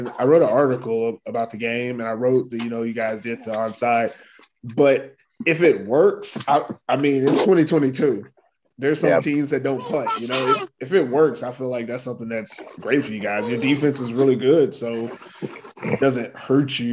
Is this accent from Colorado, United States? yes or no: no; Texas, United States; I'm from Texas. So, you know, I grew up playing, you know, breathing football